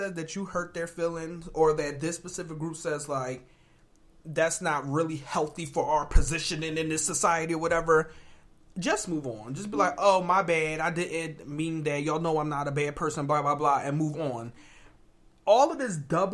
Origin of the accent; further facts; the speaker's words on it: Philadelphia, Pennsylvania, United States; moved away as an adult; also born or lived in New London, Connecticut; we're from Philadelphia.